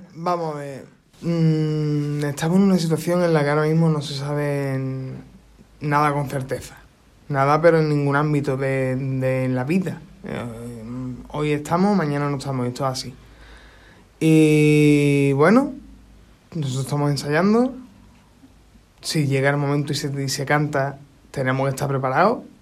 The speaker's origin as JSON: {"language": "Spanish", "town": "Isla Cristina", "region": "Andalusia", "country": "Spain", "said": "yo soy de Isla Cristina"}